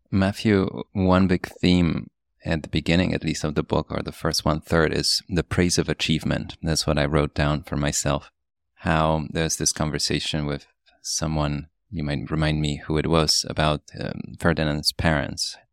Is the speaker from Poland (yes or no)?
yes; Poland; moved away; also born or lived in New York; my story growing up in Poland, coming to New York